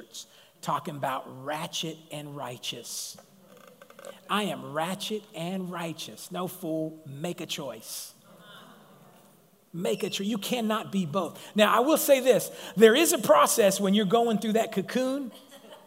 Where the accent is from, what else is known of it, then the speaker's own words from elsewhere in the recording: Sacramento, California, United States; being a Mongolian and being from South Sac